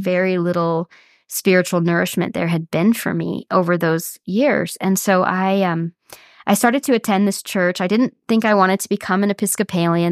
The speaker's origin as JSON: {"language": "English", "town": "Sioux Falls", "region": "South Dakota", "country": "United States", "tie": "born or raised there", "said": "I grew up in South Dakota, um, in Sioux Falls, which is a kind of middle-sized city on the far east of that state"}